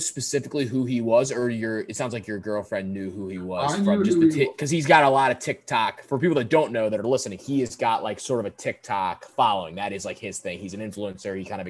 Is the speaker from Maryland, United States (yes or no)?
yes; Towson, Maryland, United States; as I am a fellow Towson area person.